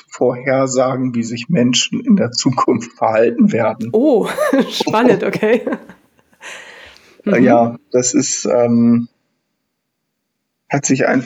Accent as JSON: {"language": "German", "region": "Northern Germany", "country": "Germany", "said": "Ähm, ja, ich bin aus Norddeutschland ursprünglich … bin jetzt ähm, 36 Jahre alt"}